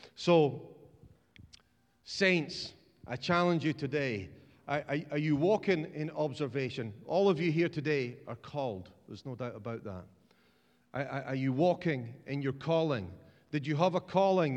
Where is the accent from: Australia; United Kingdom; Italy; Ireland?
United Kingdom; Dundee, Scotland; I'm from Dundee